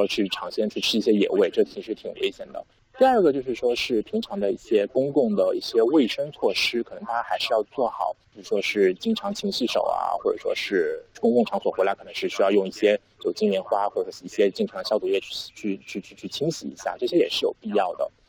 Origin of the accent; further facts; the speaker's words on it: China; 就是我们中国人都说过了元月十五，我们大家都会返工嘛。